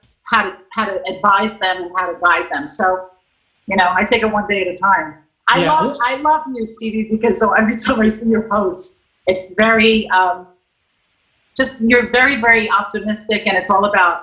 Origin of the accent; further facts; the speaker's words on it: New York City, New York, United States; I'm a Guido from Brooklyn